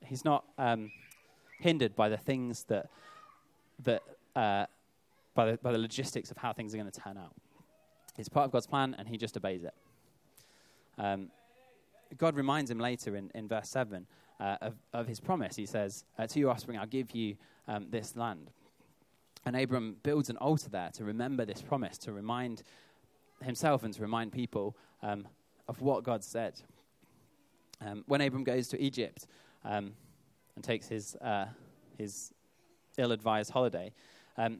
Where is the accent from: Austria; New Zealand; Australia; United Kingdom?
United Kingdom; I think of myself obviously as a British citizen.